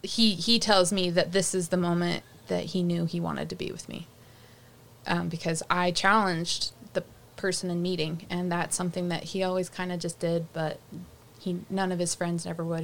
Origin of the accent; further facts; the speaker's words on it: Rocky Ridge, Utah, United States; walking down the street of my hometown